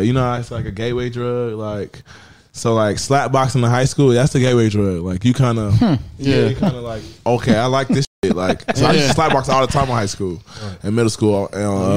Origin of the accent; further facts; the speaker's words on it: Clayton County, Georgia, United States; I was raised in Clayton County